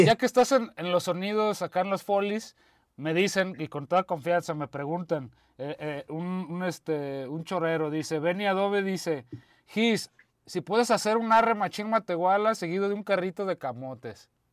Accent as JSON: {"language": "Spanish", "town": "Guadalajara", "region": "Jalisco", "country": "Mexico", "said": "yo como mexa y como tapatío"}